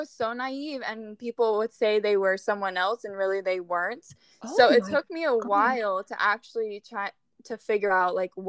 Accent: Ohio, United States; moved away as an adult; now in New York, United States; So I moved to New York almost 3 years ago, which is insane because time goes by so fast when you live in New York. I'm originally from Ohio, Yeehaw countryside.

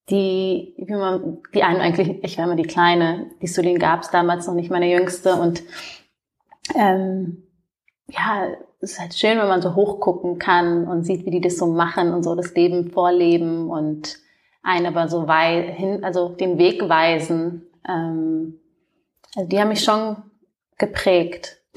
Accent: Munich, Bavaria, Germany; Ich komme ja ähm, aus München ursprünglich.

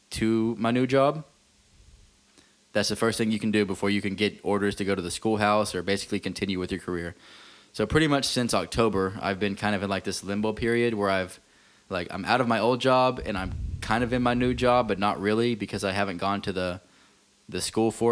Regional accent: Abilene, Texas, United States; moved away as an adult; now in Jacksonville, United States; my hometown, Abilene, Texas

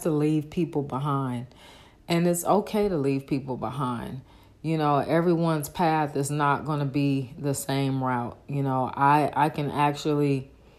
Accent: Oakland, California, United States; now in Dallas, United States; I'm from Northern California, Oakland

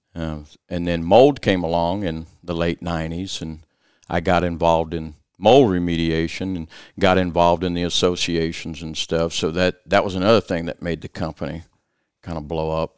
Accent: South Louisiana, United States; growing up in South Louisiana

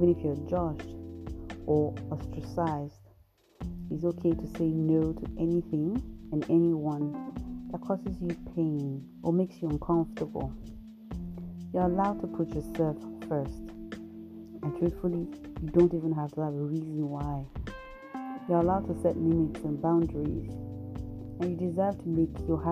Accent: Nigeria; I'm a Nigerian

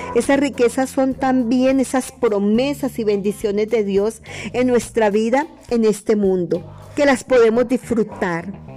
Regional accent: Colombia; also born or lived in Madrid, Cundinamarca; acá en mi país Colombia

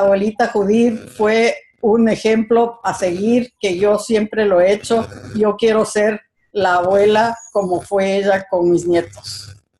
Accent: Quito, Pichincha, Ecuador; moved away as an adult; Nací en Quito, soy quiteña, mucho orgullo

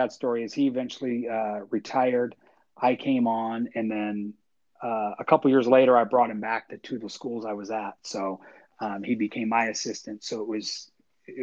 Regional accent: Seattle, Washington, United States; moved away as an adult; also born or lived in Nevada; I grew up actually in the Pacific Northwest in the Seattle area.

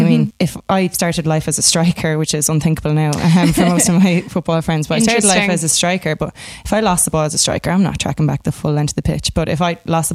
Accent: Piltown, Leinster, Ireland; I come from Piltown, so Kilkenny.

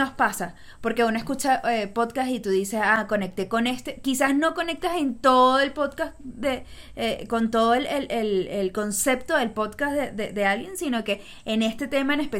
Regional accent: Río Chico, Miranda, Venezuela; Y yo me crié en Río Chico, o sea que no es mentira.

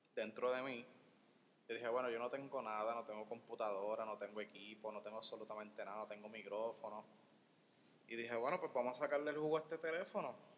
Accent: Guaynabo, Puerto Rico; soy, de Guaynabo, no soy de San Juan

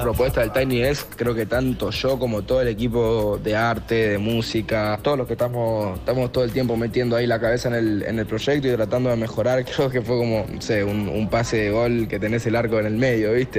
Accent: Buenos Aires, Argentina; Yo soy de la Boca, soy Argentina

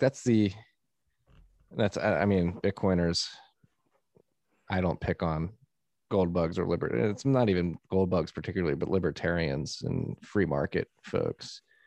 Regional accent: United States; as an American

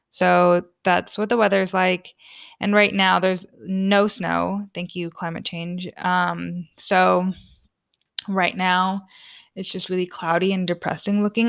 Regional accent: Orange, California, United States; moved away as an adult; now in Sweden; I'm from the O C, O C California, city of Orange, all the way. Um, I'm Southern Californian through and through.

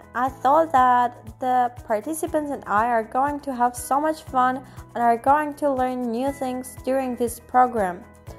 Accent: Armenia; from Armenia. I'm 18 years old

